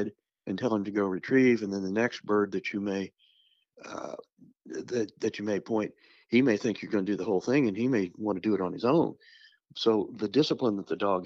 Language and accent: English; Southeast Kansas, United States; I grew up in Southeast Kansas.